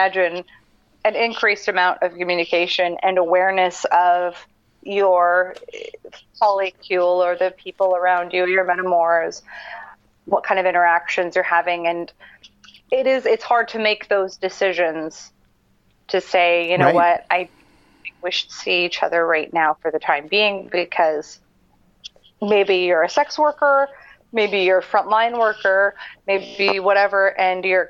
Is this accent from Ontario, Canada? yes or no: no; Edmonton, Alberta, Canada; I grew up in Alberta. I grew up in Edmonton